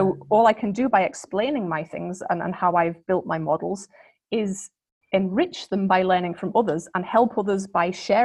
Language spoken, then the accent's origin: English; Liverpool, North West England, United Kingdom; I grew up in Liverpool